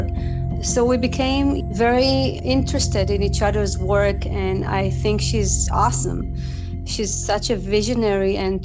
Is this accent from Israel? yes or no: yes; Israel; moved away as an adult; I'm originally from Israel, and I come from a very musical family